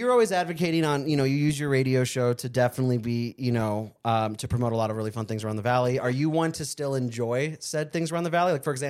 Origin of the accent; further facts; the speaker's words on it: Arizona, United States; I'm from Arizona.